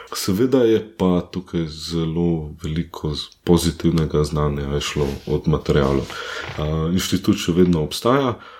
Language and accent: Slovenian; near Katarina above Ljubljana, Central Slovenia, Slovenia; moved away as an adult; now in Düsseldorf, Germany; Katarina, nad Ljubljana, Sonce, zelo blizu mojega domačega kraja